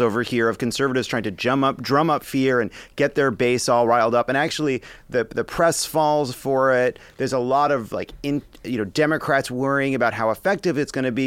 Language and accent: English; United States; here yes, in the United States of America